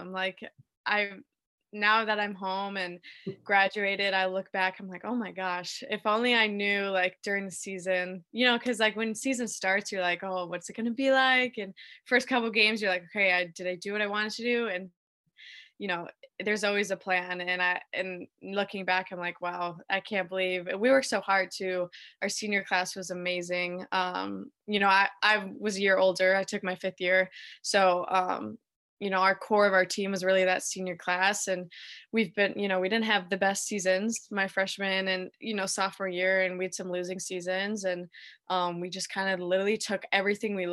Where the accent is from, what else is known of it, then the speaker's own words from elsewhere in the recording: Naperville, Illinois, United States; Yeah, so I grew up in Naperville, Illinois, right outside of Chicago.